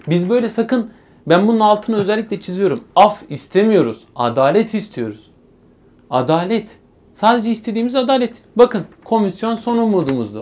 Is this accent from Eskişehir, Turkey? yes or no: yes; Eskişehir, Turkey; 3 Haziran 1996 Eskişehir doğumluyum.